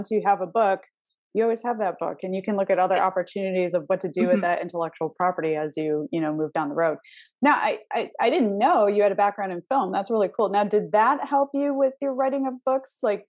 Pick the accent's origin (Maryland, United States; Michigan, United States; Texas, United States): Michigan, United States; now in Arizona, United States; I'm from Michigan originally.